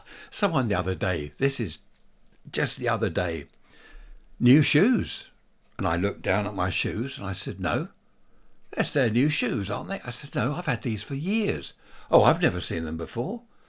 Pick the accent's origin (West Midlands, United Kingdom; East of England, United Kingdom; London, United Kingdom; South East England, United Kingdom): South East England, United Kingdom; Worthing; Worthing, my hometown.